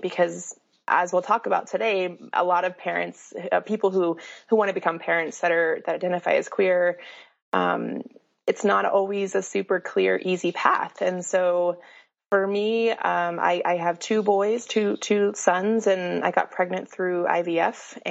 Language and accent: English; Colorado, United States; now in Salt Lake City, United States; I grew up in Colorado and have moved around quite a bit